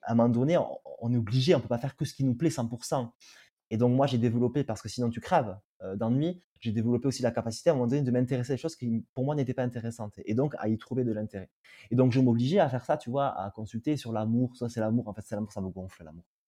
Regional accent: Tarbes, Occitania, France; je suis du sud-ouest de la France. Je suis né à Tarbes et j'ai grandi à Tarbes à côté de Lourdes.

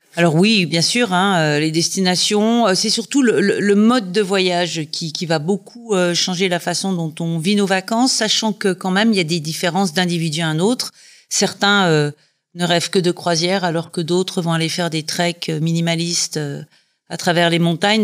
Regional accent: Dijon, Bourgogne-Franche-Comté, France; moved away as an adult; also born or lived in United Kingdom / Scotland / Savoie; now in Dijon, France; Je suis originaire de Dijon, donc c'est un retour aux sources

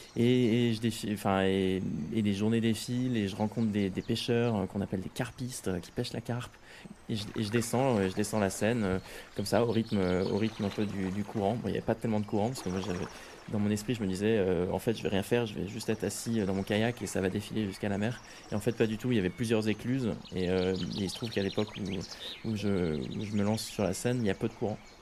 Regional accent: Rouen, Normandy, France; now in Paris, France; à l'origine, moi, je suis normand, je suis né à Rouen, j'ai fait mon collège et mon lycée à Rouen. Et, euh, maintenant, je vis à Paris

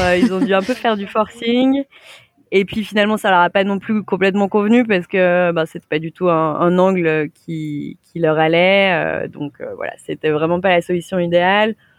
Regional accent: Saint-Étienne, Auvergne-Rhône-Alpes, France; moved away; also born or lived in Lyon; je viens de Saint-Étienne

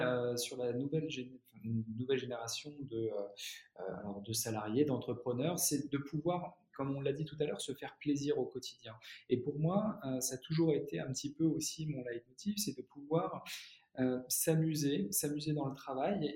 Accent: Reims, Grand Est, France; moved away as an adult; also born or lived in United States; now in Paris, France; je suis rémois euh, à la base

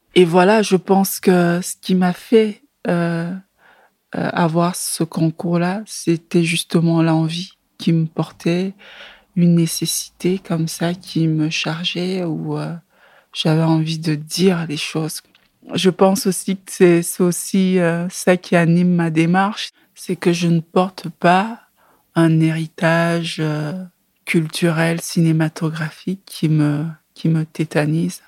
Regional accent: Yaoundé, Centre, Cameroon; moved away as an adult; also born or lived in Brussels, Belgium; now in Belgium; j'ai grandi à Yaoundé dans un quartier très populaire

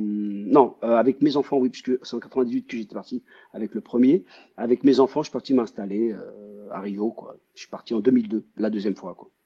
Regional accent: France; moved away as an adult; also born or lived in Brazil / United States

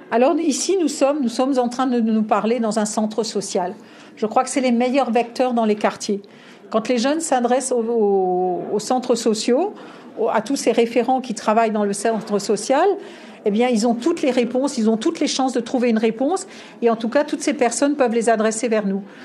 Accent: Alsace, Grand Est, France; je suis une Alsacienne

